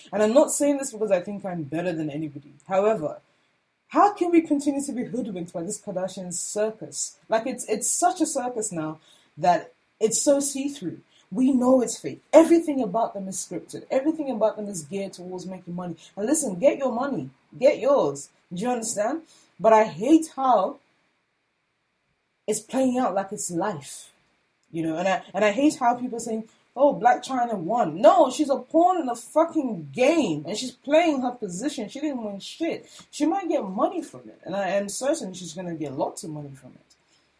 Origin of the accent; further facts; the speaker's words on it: Nigeria; as a Nigerian, the consumption of Nigerian art, not just visual art, art in all its forms, is more of a concern to me